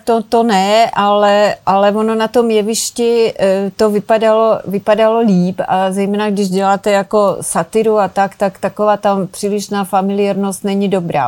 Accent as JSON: {"language": "Czech", "region": "Moravia", "country": "Czechia", "tie": "born or raised there", "said": "jsem se narodila na Moravě"}